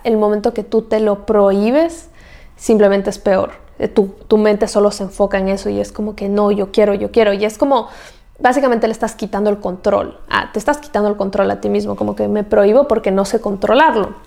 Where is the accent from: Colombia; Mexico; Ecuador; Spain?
Ecuador; moved away as an adult; Yo soy de Ecuador